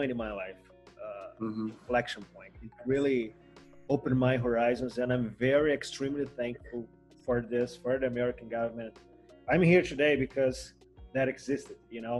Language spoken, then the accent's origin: English; Macaé, Rio de Janeiro, Brazil; I come from Macaé, right? It's a city in the country of Rio